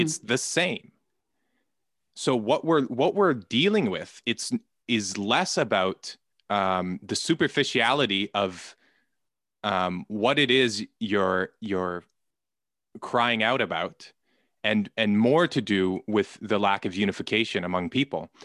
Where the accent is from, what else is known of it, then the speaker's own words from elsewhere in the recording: Canada; I'm Canadian